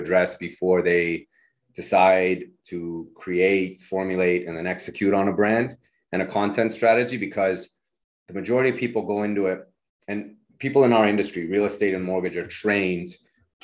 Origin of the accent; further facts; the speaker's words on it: Nevada, United States; also born or lived in Reno; now in San Francisco, United States; I'm from Nevada originally